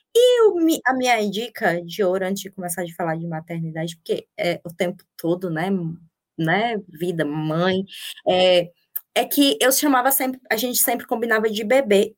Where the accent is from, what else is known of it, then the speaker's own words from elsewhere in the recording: Campina Grande, Paraíba, Brazil; moved away as an adult; also born or lived in São Paulo / Bahia / Australia; sou paraibana, da cidade de Campina Grande